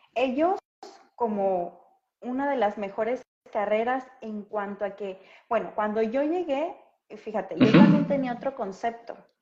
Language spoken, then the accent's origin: Spanish; Acapulco, Guerrero, Mexico; yo soy de Acapulco